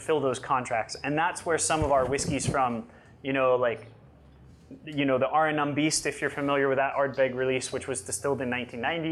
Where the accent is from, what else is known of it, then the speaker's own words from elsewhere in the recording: Yosemite, California, United States; I grew up in Yosemite, so we actually had wild blackberry bushes where I grew up too